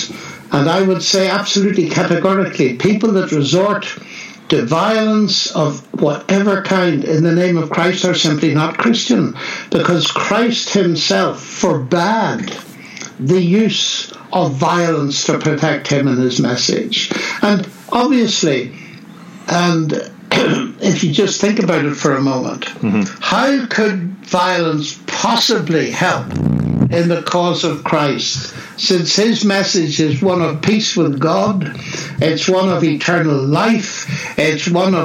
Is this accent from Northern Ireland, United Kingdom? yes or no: yes; Northern Ireland, United Kingdom; moved away; also born or lived in Oxford; I come from Northern Ireland